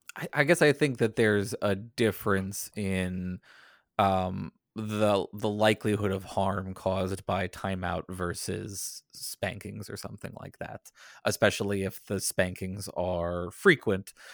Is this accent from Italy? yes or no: no; the South, United States; growing up in the South